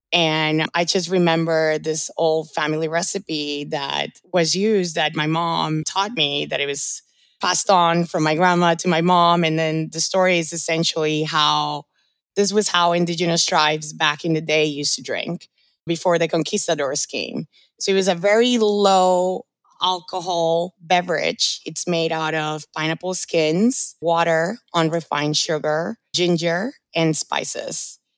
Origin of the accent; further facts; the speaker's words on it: Orlando, Florida, United States; also born or lived in Colombia; now in New York, United States; I moved to the States when I was 12. I'm originally from Colombia. I was raised in Orlando, and I've been living in New York for about 8 years.